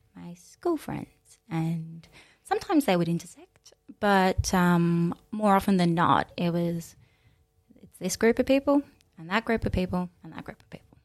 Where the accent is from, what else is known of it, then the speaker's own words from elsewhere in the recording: Mildura, Victoria, Australia; now in Melbourne, Australia; came back here, uh, uh, to Mildura, where my dad was living at the time. So, yeah, and that's where I was born and grew up and all